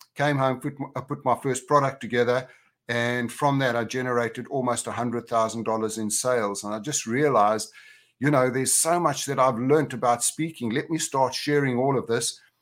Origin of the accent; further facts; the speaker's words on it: Johannesburg, Gauteng, South Africa; moved away; also born or lived in Orlando / Spain / United Kingdom; I was from Johannesburg originally, but now I'm a, I'm a global cowboy because I have homes in Orlando, Spain, and the U K